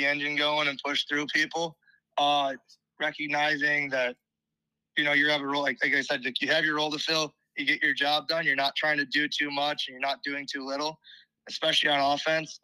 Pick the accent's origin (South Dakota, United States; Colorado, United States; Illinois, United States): Illinois, United States; moved away as an adult; now in Ames, United States; I'm originally from Illinois